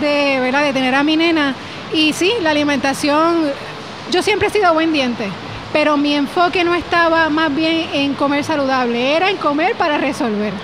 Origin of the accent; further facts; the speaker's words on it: Yauco, Puerto Rico; moved away as an adult; also born or lived in Cayey, Puerto Rico; now in Dorado, Puerto Rico; salí de Yauco y no regreso a visitar a mami